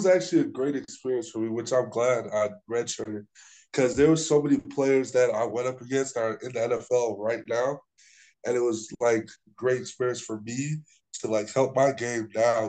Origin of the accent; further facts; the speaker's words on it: Florida, United States; moved away; my hometown school, University of South Florida